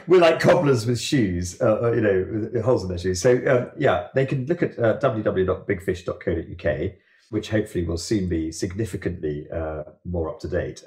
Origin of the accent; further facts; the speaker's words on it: Jersey; I grew up in Jersey above a surf bay